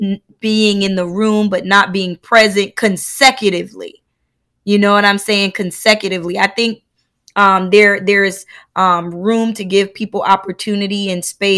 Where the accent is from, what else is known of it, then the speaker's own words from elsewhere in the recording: United States; I remember, you know, you're Haitian, I'm Black American.